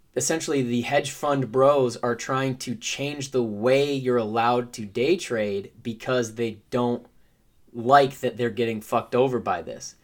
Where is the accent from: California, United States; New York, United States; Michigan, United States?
Michigan, United States; Because I'm from Michigan